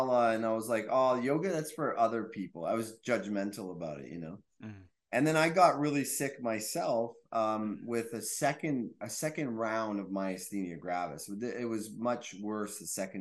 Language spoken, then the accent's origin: English; Quebec, Canada; I'm from Quebec.